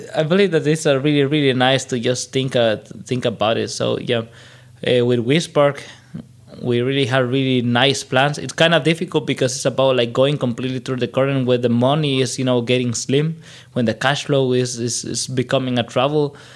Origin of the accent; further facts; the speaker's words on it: El Salvador; moved away as an adult; now in Germany; a good thing about growing up in El Salvador is that I lived like almost the whole history of the internet compact in less years, right? Because I I, I lived through the '90s in El Salvador